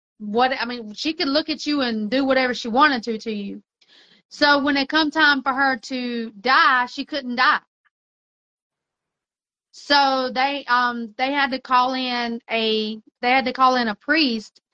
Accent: Mexico; moved away; I grew up in Mexico.

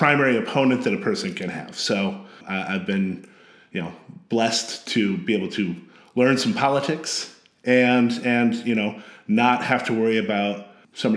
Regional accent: Sterling, Illinois, United States; moved away as an adult; now in Champaign-Urbana, United States; I grew up in a little town called Sterling, Illinois, in Northwest Illinois

